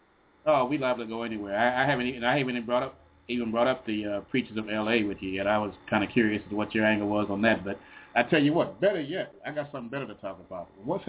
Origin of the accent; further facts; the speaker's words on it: Chicago, Illinois, United States; I'm from Chicago. I went to South Shore.